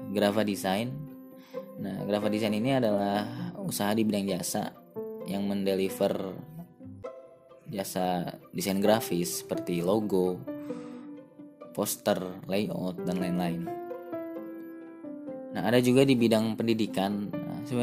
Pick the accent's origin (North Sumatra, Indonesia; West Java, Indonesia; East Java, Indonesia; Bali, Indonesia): West Java, Indonesia; Bandung; born there; Asal saya, saya lahir di Kota Kembang. Rumah saya di Kota Metropolitan, sekolah saya di kota santri